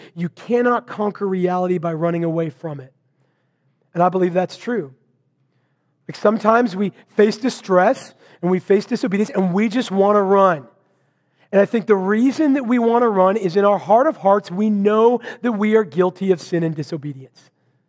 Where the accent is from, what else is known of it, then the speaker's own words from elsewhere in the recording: Vancouver, Washington, United States; I was preparing for a sermon up in my hometown of Vancouver to be preached back in Marysville.